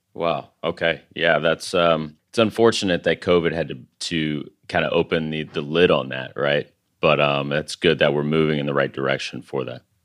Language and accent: English; San Angelo, Texas, United States; I'm originally from San Angelo, Texas